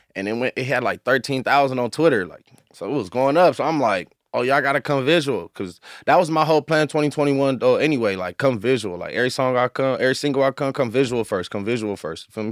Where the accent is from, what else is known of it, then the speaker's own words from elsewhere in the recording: Inglewood, California, United States; I grew up out here, like, I'm originally from L A, Inglewood, like, I'm from Inglewood, strictly